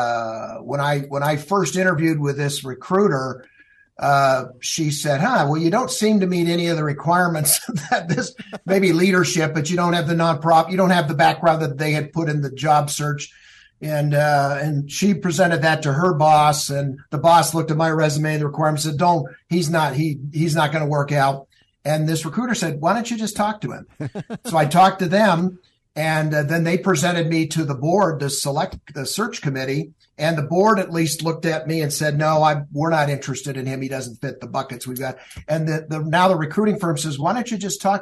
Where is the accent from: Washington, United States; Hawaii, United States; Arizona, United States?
Hawaii, United States; moved away as an adult; also born or lived in Utah / New York; now in Phoenix, United States; I was born in Utah, but I grew up in Hawaii.